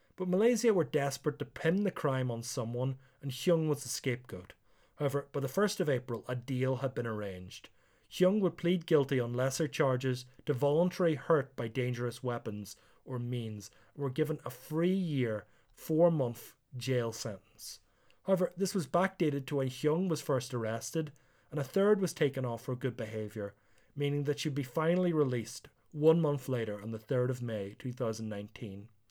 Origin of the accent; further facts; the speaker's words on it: Northern Ireland, United Kingdom; moved away; also born or lived in South Korea; being Northern Irish